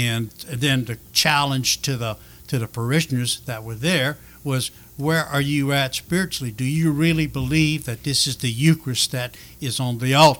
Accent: Lafayette, Louisiana, United States; moved away as an adult; also born or lived in Mandeville, Louisiana; we moved to Mandeville from Lafayette because of my father's job

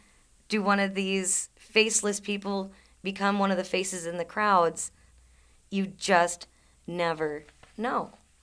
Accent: North Dakota, United States; Just give me my hometown back.

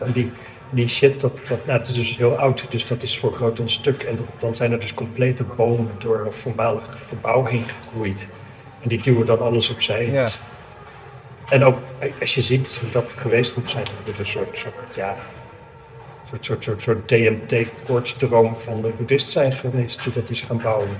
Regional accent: Amsterdam, North Holland, Netherlands; ik kom uit Amsterdam

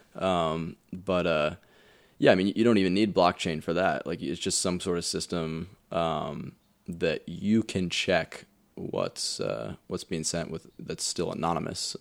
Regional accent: Indiana, United States; now in Colorado, United States; I'm from Indiana

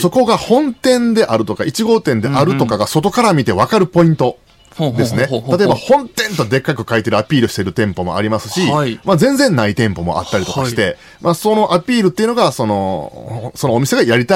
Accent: Shiga, Japan; 西出身で滋賀出身なんですけど

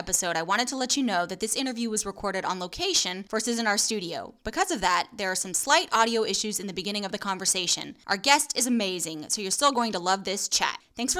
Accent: Nashville, Tennessee, United States; now in Atlanta, United States; I was born in Nashville, Tennessee, and so every summer I was at Dollywood.

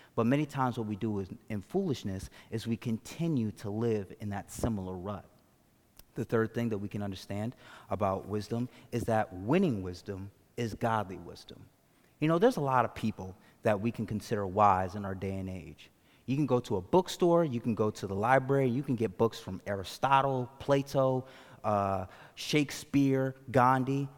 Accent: Hartford, Connecticut, United States; I grew up in Hartford, Connecticut

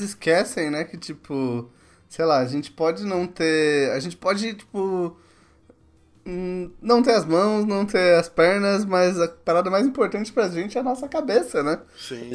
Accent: Mauá, São Paulo, Brazil; moved away; Eu sou de Mauá, cara. Pô, minha família é toda de Mauá

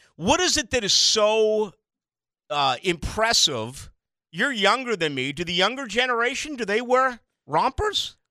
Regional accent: Boston, Massachusetts, United States; born and raised as a, as a Catholic and having Catholicism jammed down my throat as an Irish Catholic in Boston

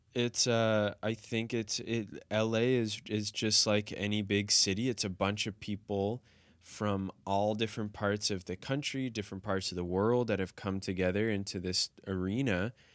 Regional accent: United States; growing up in the United States

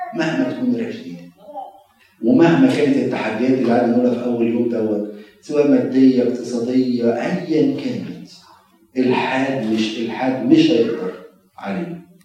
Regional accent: Egypt; now in United States; بنقع فيها كمصريين

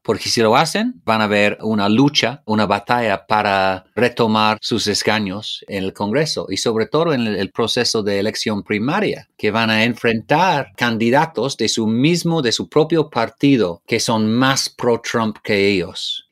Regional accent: United Kingdom

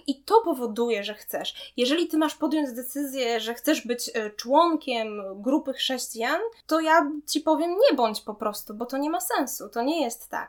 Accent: Poland; also born or lived in Łódź, Poland / Mozambique; ja jestem Polką, że ja mieszkam w Polsce, że to jest dom

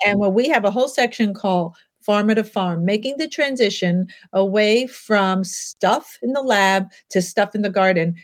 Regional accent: New York City, New York, United States; I grew up in Manhattan

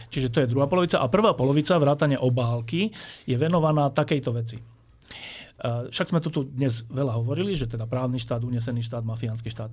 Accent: Bratislava, Bratislava Region, Slovakia; Ja som e, sa narodil a celé detstvo som prežil v Petržalke

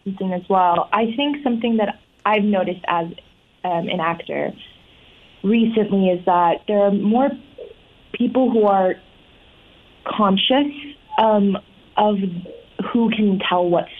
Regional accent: Southern California, United States; I'm from Southern California. I've never really left Southern California. So being in the East Coast for this extended amount of time is lovely.

